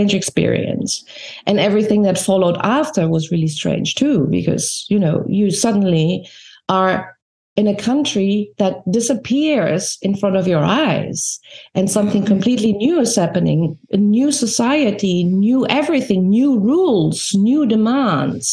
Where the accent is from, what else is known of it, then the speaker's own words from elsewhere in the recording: Berlin, Germany; moved away as an adult; I'm coming from East Berlin